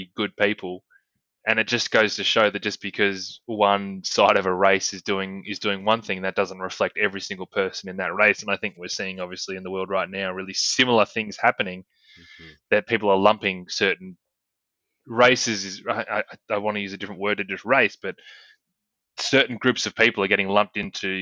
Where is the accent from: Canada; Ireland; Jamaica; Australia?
Australia; We're Australian